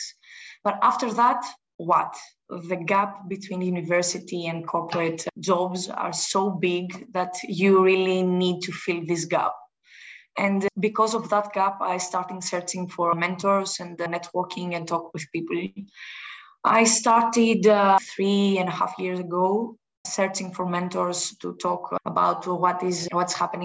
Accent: Greece; I'm from Greece.

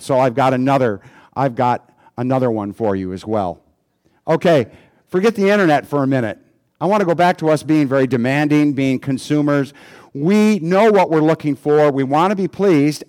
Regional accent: United States; as an American

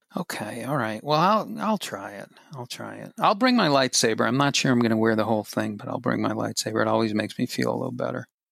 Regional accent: Boston, Massachusetts, United States; I grew up in Boston, and I grew up in the middle floor of a three-decker apartment building

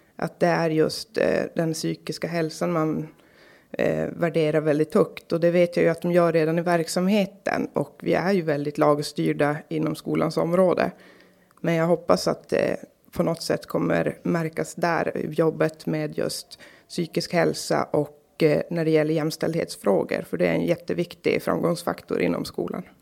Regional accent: Karlsborg, Norrbotten County, Sweden; also born or lived in Kalix; Jag är född i Kalix. Jag bor, eller är uppvuxen i Karlsborg. Eh, bor nu i Kalix på nytt

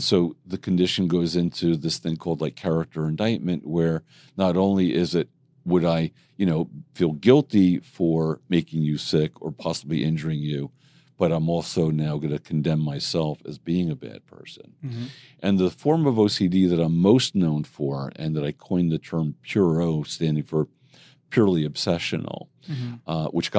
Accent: Jersey Shore, New Jersey, United States; now in New York City, United States; I grew up in Jersey Shore.

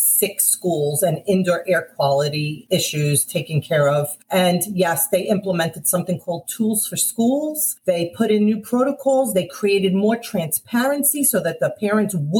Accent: New York City, New York, United States; accent: Brooklyn and Bronx; moved away as an adult; also born or lived in Coney Island, Brooklyn; now in Weston, United States; So I was born in Coney Island. All my family and friends also started school there and then grew up in the Bronx, went back and forth between the two boroughs

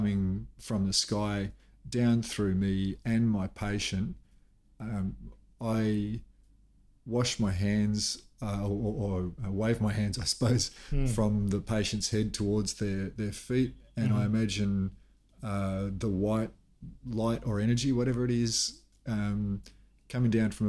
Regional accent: Melbourne, Victoria, Australia; now in Cairns, Australia; We lived in a suburb in what was then outer Melbourne when I grew up in Blackburn.

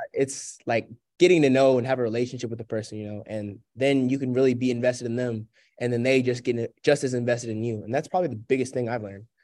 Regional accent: Sewanee, Tennessee, United States; moved away as an adult; now in Spartanburg, United States; my hometown of Sewanee

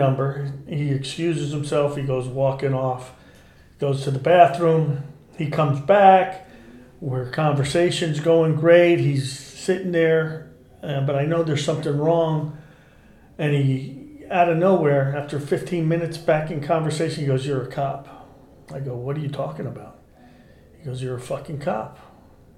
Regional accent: Newark, New Jersey, United States; I grew up in Newark, New Jersey, in the 60s

